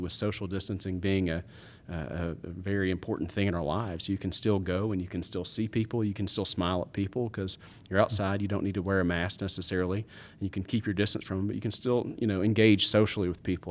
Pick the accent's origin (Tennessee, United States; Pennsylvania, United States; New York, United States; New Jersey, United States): Tennessee, United States; Murfreesboro; I grew up in Murfreesboro